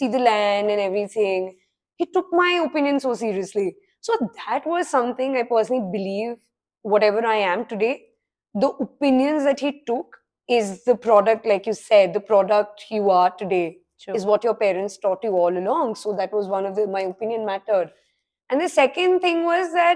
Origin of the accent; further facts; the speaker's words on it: Ranikhet, Uttarakhand, India; I grew up in Ranikhet